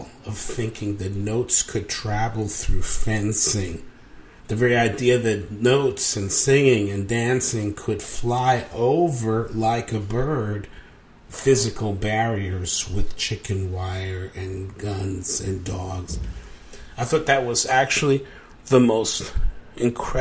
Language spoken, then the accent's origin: English; New York, United States; also born or lived in Cuba / Mexico; I grew up in New York. I came from Cuba and Mexico